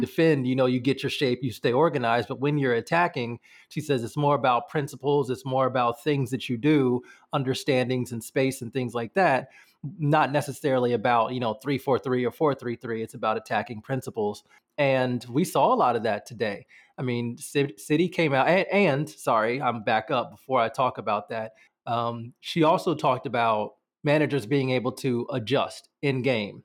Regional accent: United States; accent: American; obviously you can tell by my accent, I am American

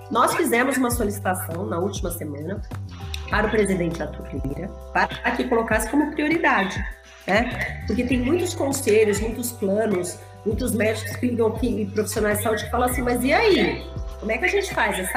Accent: São Paulo, Brazil; Olha, eu posso, eu sou de São Paulo, eu posso atender uma pessoa lá no Amapá?

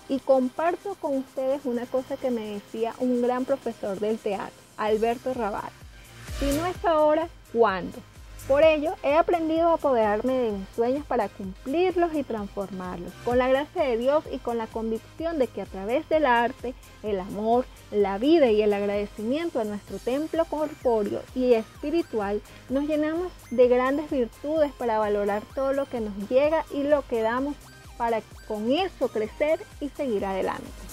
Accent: Venezuela; venezolana y vivo en Caracas

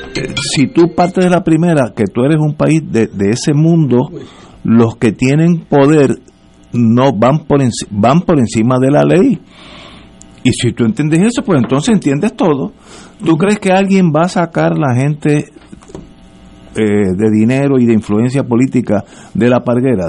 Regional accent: Puerto Rico; soy puertorriqueño, así que conozco el puertorriqueño bastante bien

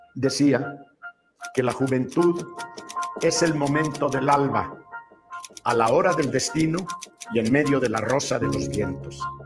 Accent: Mexico; mexicano por nacimiento

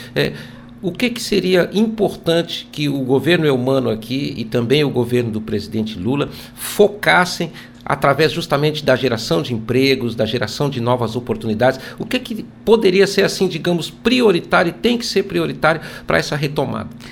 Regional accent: Brazil; nossa saga como brasileiros

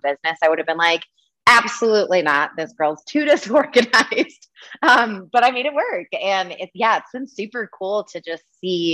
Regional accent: Michigan, United States; I grew up in Michigan

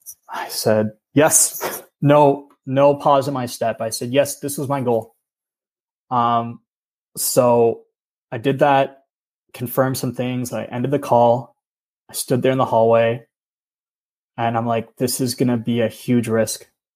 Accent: East Coast, United States; And growing up in the East Coast, I really loved going to the beach and the ocean with my family.

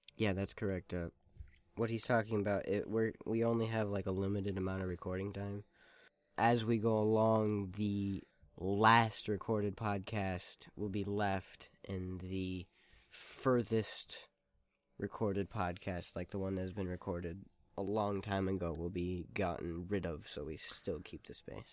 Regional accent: Hawaii, United States; moved away; I'm from Hawaii

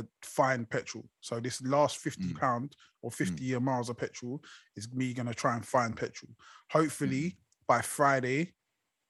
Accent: United Kingdom; us as the British public

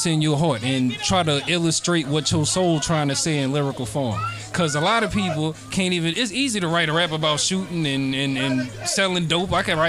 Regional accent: Metairie, Louisiana, United States; So I'm like, no, I'm from Metairie.

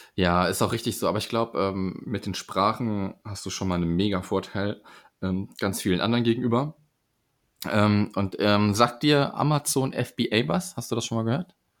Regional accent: Sauerland, Arnsberg district, North Rhine-Westphalia, Germany; ich komme aus dem Sauerland und das ist so mhm. aber am Rande, ähm, Kreis Arnsberg

